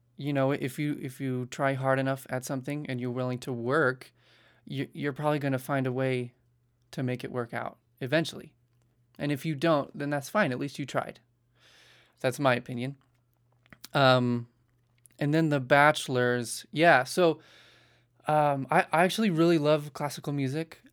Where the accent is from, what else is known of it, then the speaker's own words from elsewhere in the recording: Salt Lake City, Utah, United States; moved away; I was born actually in Utah, Salt Lake City